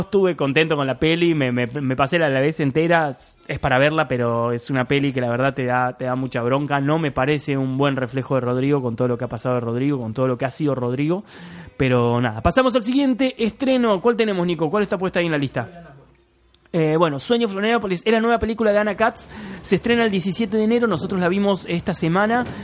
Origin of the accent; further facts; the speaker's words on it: Córdoba, Argentina; yo soy de Córdoba, crecí en Córdoba.